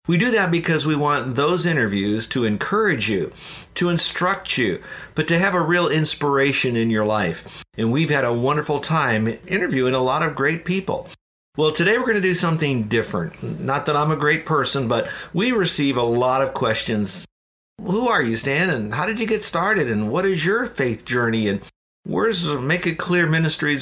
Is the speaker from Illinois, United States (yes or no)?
yes; Downers Grove, Illinois, United States; moved away; also born or lived in Florida; I was born in Chicago, a suburb of Chicago called Downers Grove, which is near Wheaton.